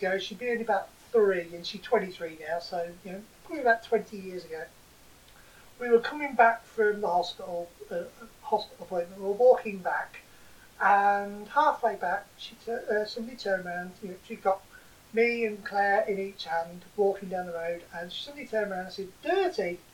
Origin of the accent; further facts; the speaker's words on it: Boston, East Midlands, United Kingdom; We come from Boston